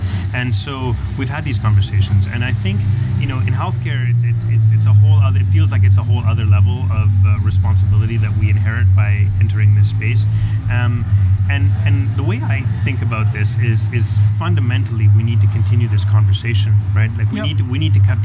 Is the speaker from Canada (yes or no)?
yes; Canada; It's my home country, and I love it